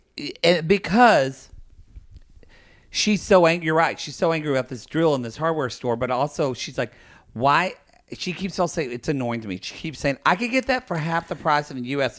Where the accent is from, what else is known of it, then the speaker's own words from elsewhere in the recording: United States; I was born and raised in the United